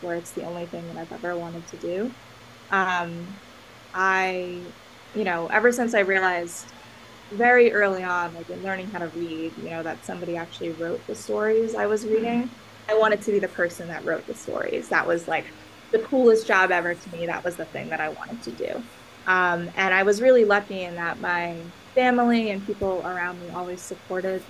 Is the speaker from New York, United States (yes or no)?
yes; Long Island, New York, United States; also born or lived in Massachusetts; I'm originally from New York. I'm from Long Island, and, you know, that's where I lived basically my entire life